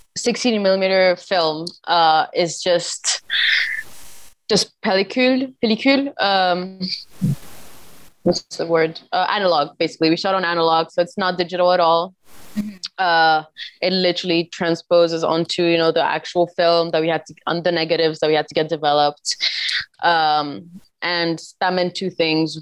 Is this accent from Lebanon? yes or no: yes; Lebanon; now in New York, United States; I'm from Lebanon